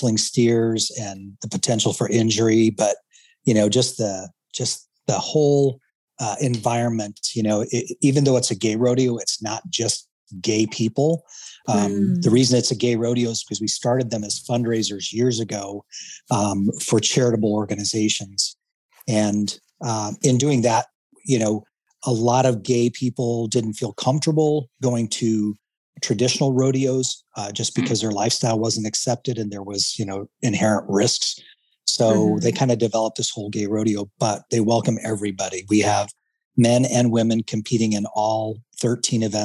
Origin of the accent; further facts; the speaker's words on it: Casper, Wyoming, United States; moved away as an adult; also born or lived in upstate New York / Billings, Montana; now in Phoenix, United States; I was born in Casper, Wyoming. So as a kid, exposed to the rodeos that they had in Casper